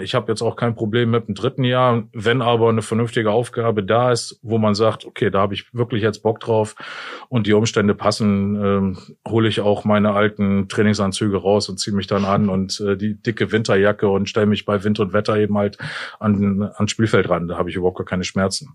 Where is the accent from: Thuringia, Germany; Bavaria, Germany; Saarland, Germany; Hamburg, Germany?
Thuringia, Germany; Jena; moved away; also born or lived in Osnabrück / Hasbergen; Groß geworden bin ich ja in Thüringen, in Jena